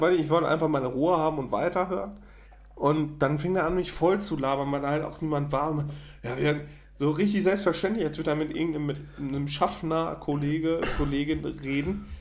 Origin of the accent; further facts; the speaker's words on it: Münsterland, North Rhine-Westphalia, Germany; Das ist Münsterland. Das ist hm. also die Ecke, wo ich groß geworden bin